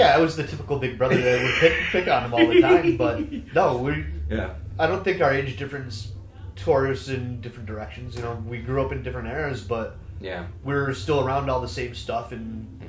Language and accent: English; Utica, New York, United States; Utica. Born and raised.